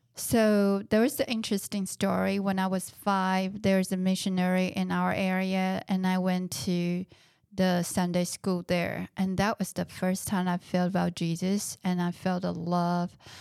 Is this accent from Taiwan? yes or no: yes; Taiwan; now in United States; I was born in Taiwan and I grew up in Taiwan.